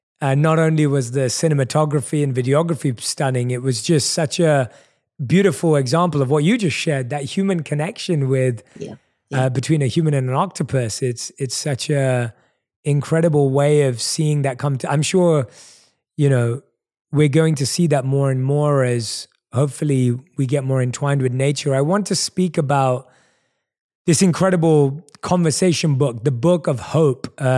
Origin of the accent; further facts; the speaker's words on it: London, United Kingdom; growing up in London, where I was born and raised